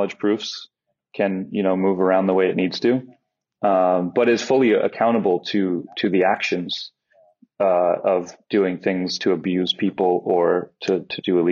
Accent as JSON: {"language": "English", "country": "United States", "moved": "yes", "lives_now": "Netherlands", "said": "I'm an American citizen."}